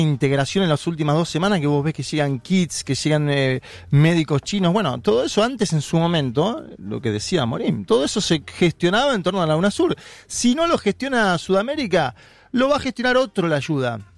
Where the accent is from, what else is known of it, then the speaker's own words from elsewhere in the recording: Villa Ballester, Buenos Aires Province, Argentina; Yo nací en la capital federal